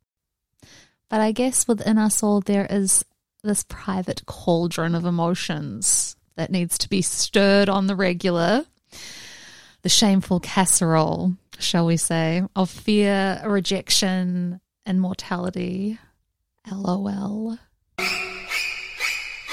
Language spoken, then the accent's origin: English; New Zealand; now in Los Angeles, United States; Growing up in New Zealand, I learned to drive in heavy rain